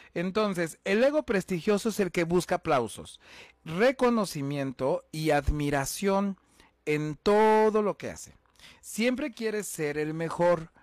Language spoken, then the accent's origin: Spanish; Huamantla, Tlaxcala, Mexico; soy originario de Guamantla, Tlaxcala